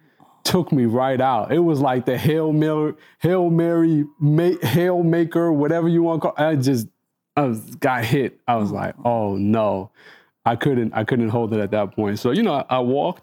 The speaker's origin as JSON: {"language": "English", "country": "Egypt", "moved": "yes", "said": "I entered Egypt, which was kind of threw me off, because it's like, oh, this is my home country"}